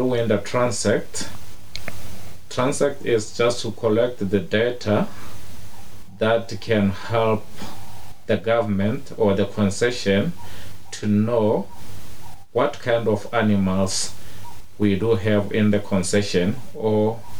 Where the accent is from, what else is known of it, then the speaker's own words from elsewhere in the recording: Okavango region, North-West District, Botswana; I grew up in the Okavango region a long time back. I was born here. I was born and raised here.